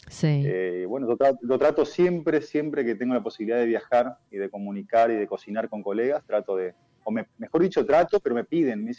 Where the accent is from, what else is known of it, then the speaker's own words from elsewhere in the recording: Misiones, Argentina; a mi tierra y la mandioca.